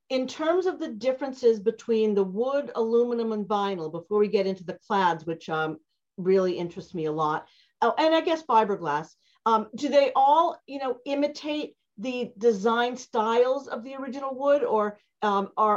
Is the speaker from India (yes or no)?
no; New England, United States; I'm from New England